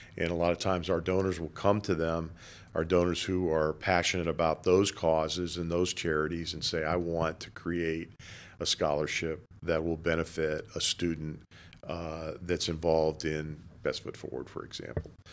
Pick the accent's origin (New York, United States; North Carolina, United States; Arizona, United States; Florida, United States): Florida, United States; Boca Raton; I grew up in Boca Raton, been living here since nineteen fifty-eight.